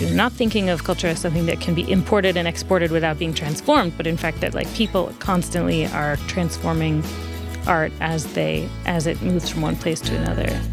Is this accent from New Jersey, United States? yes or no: yes; New Jersey, United States; now in Boston, United States; I grew up in New Jersey